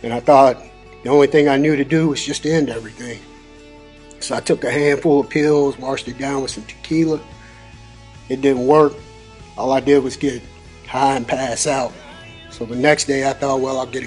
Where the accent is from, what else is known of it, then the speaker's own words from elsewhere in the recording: Louisville, Kentucky, United States; I grew up in Louisville in the West End, about two blocks from 22nd Street